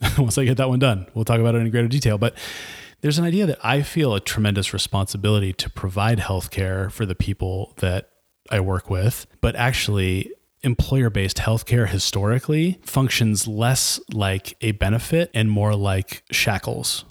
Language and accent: English; Nigeria; moved away; I'm a Nigerian immigrant artist, cook, and writer